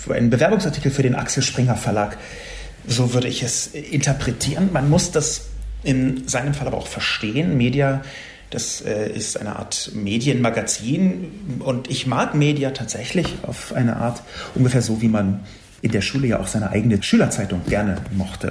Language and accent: German; Berlin, Germany; ich bin in West-Berlin aufgewachsen, im amerikanischen Sektor